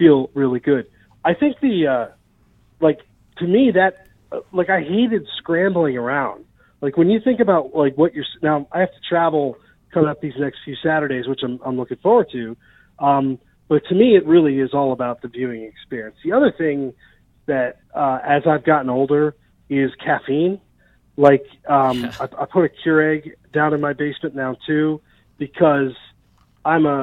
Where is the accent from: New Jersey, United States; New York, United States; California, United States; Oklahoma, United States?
New Jersey, United States; moved away; also born or lived in Iowa; I'm originally from Jersey, so I'm like a Mets and a Jets fan